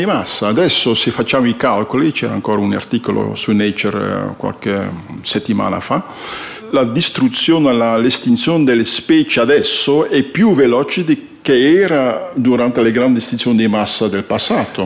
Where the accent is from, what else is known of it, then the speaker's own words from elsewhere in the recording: Flanders, Belgium; Italian is a second language; moved away as an adult; also born or lived in northern Italy; now in Italy; sono fiammingo, sono belga e sono arrivato qui, eh, nord dell'Italia vent'anni fa, più di vent'anni fa. Quindi un po' di italiano parlo